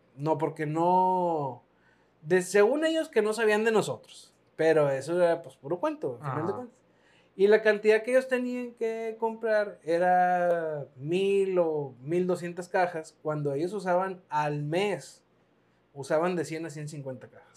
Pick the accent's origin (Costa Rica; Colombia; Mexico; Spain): Mexico; Piedras Negras, Coahuila; aquí en Piedras Negras